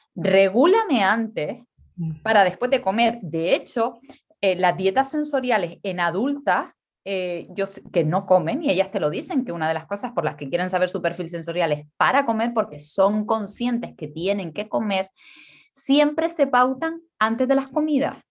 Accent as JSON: {"language": "Spanish", "region": "Canary Islands", "country": "Spain", "said": "soy canaria"}